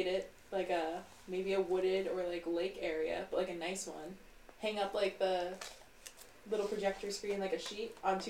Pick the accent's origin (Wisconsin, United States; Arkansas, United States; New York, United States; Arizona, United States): Wisconsin, United States; I'm from Wisconsin and from the same town